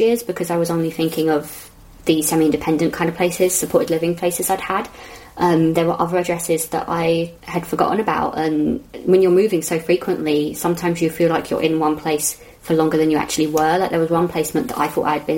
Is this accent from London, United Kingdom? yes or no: yes; London, United Kingdom; I'm from Southwest London